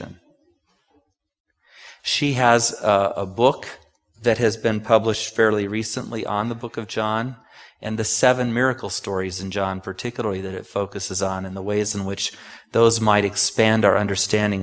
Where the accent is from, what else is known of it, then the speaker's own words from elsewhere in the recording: Takoma Park, Maryland, United States; I was born in Tacoma Park